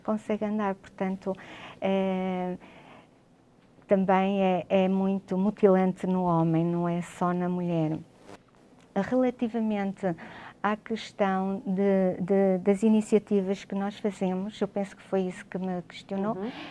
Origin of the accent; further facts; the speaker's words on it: Vila Real, Norte, Portugal; eu sou natural de Vila Real